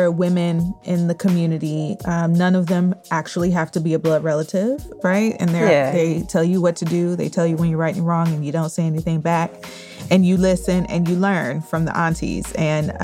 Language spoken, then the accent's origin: English; Michigan, United States; I kind of grew up eating a lot of Irish staples growing up in Michigan